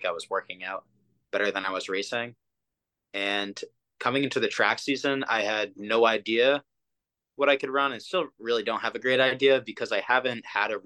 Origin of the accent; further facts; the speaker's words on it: Massachusetts, United States; I raced there in high school because I'm from Massachusetts